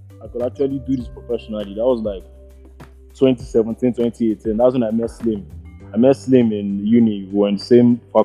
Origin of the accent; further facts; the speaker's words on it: Lagos, Nigeria; also born or lived in Ilorin, Kwara State / Southeast London; But I was born in Lagos. I grew up in Lagos. I spent most of my childhood in Lagos